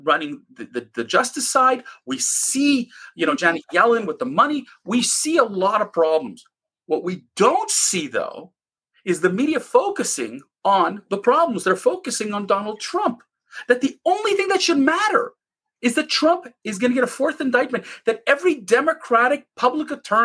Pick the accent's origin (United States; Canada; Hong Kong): Canada; as a Canadian